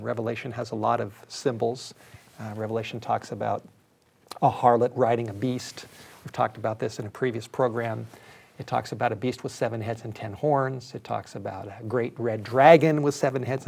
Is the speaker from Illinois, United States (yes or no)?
no; Los Angeles, California, United States; I grew up in Los Angeles